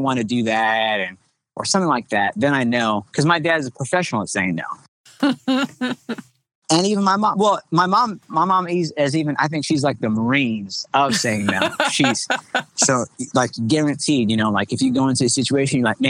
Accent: Long Island, New York, United States; moved away as an adult; I'm originally from New York, Long Island, New York. The church that I grew up in is called Bethel United Pentecostal Church

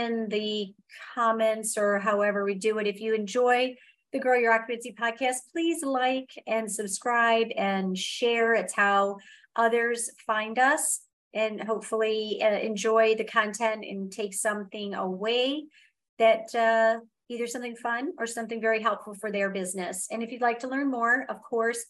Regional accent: Michigan, United States; I grew up in Michigan, and I grew up in the age where it's 60 degrees

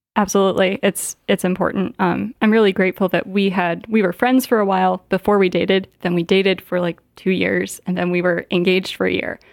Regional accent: south of Gary, Indiana, United States; moved away as an adult; also born or lived in Virginia / Washington, D.C.; now in Michigan, United States; I grew up in Indiana, uh, not too far from here, about four hours away

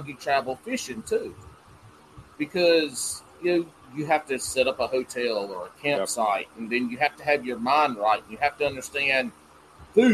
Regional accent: the South, United States; accent: southern; my southern accent

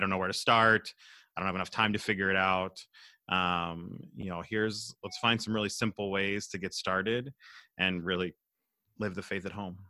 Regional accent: Southwest Pennsylvania, United States; moved away as an adult; also born or lived in Minnesota; now in Minneapolis, United States; I'm from Pennsylvania, Southwest P A originally, uh, and moved to Minnesota in two thousand six

